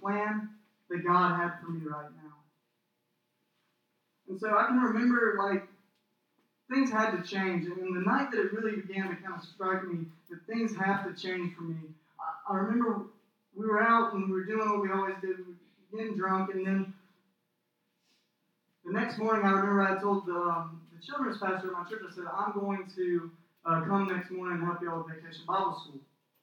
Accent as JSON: {"language": "English", "town": "Cordele", "region": "Georgia", "country": "United States", "moved": "as an adult", "said": "I'm from Cordial, Georgia. And if you don't know where Cordial, Georgia is at, I would not be surprised, because it's a tiny little town"}